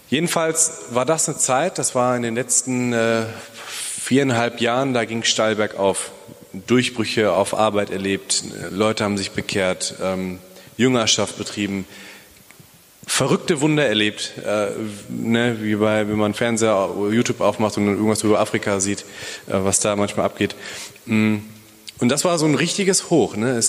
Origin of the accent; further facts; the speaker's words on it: Bielefeld, North Rhine-Westphalia, Germany; hallo, ich komme aus Bielefeld.